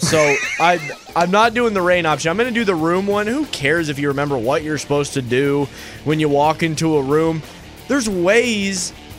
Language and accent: English; the North, United States; I'm from the North.